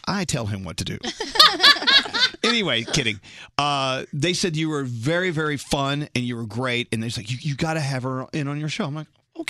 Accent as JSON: {"language": "English", "town": "Dallas", "region": "Texas", "country": "United States", "tie": "born or raised there", "also_born_or_lived": "McKinney, Texas / Philadelphia", "moved": "as an adult", "lives_now": "New York City, United States", "said": "I was born and raised in Dallas."}